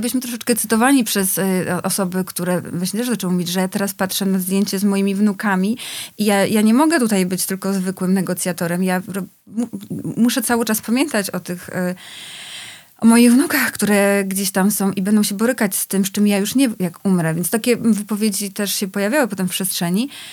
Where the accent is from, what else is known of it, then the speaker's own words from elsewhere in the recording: Poland; ja się wychowywałam na wsi, y, w latach osiemdziesiątych